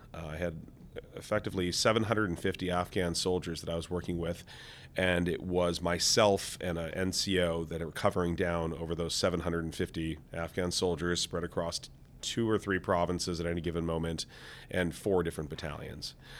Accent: Seattle, Washington, United States; I came from Seattle, Washington.

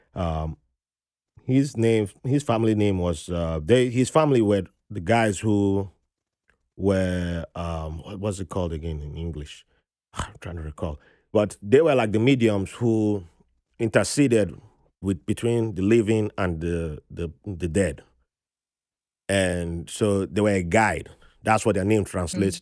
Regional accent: Nigeria; now in United States; my home state produces like 40% of Nigeria's crude oil

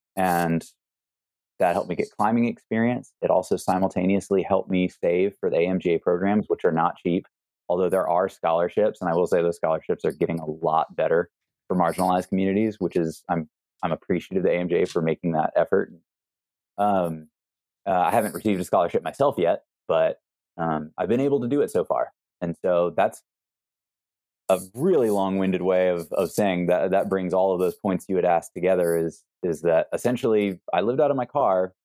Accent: East Coast, United States; moved away; growing up on the East Coast

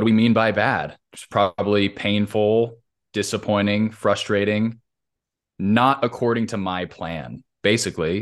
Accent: Southern California, United States; I grew up in Southern Cal, California

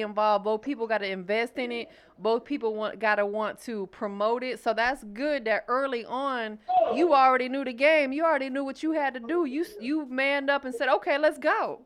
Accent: Florida, United States; I'm from Florida

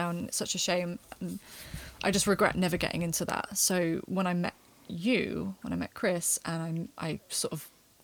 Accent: United Kingdom; moved away as an adult; also born or lived in Cardiff; I grew up in Battersea, and the music scene is pretty dire in comparison to Cardiff

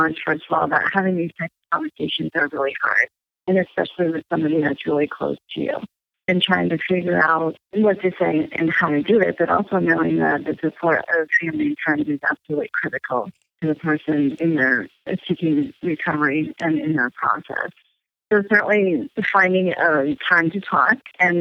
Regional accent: California, United States; now in East Coast, United States; I grew up in California

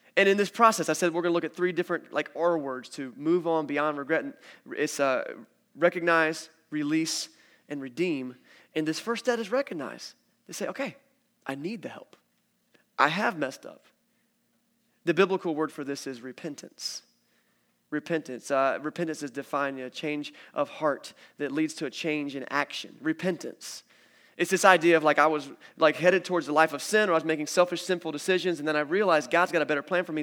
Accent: United States; I'm an American

